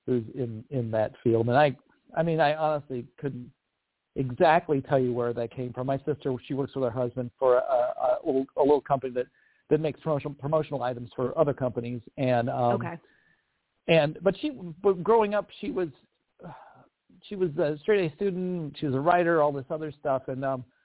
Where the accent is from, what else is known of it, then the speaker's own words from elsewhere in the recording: Newton, Iowa, United States; moved away as an adult; also born or lived in San Pablo, California / Atlanta / Omaha / Minneapolis; I ended up being a Midwesterner with a family full of people who are not from the Midwest at all, except my mom and dad. And so I grew up there